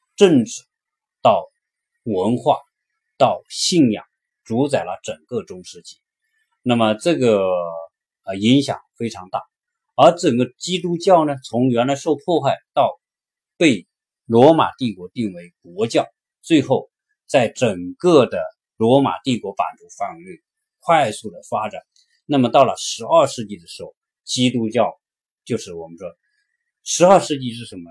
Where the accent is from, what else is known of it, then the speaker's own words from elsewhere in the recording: China; now in United States; 我们中国人